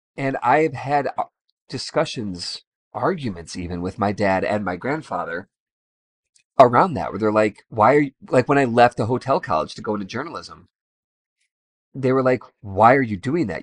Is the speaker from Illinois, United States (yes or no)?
yes; Chicago, Illinois, United States; I'm from Chicago